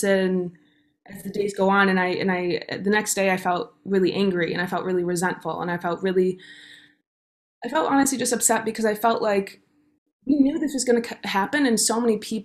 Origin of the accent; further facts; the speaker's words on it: Detroit, Michigan, United States; moved away as an adult; also born or lived in New York; we were born and raised in Metro Detroit